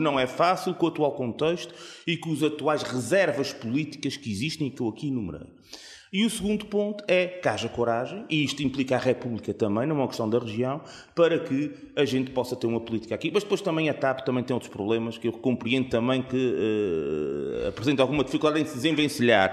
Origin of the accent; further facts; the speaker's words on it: Azores, Portugal; enquanto açoriano